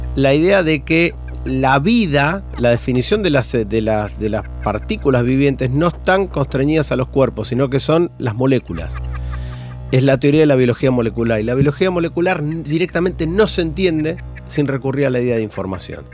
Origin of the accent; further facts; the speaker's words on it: Argentina; como argentino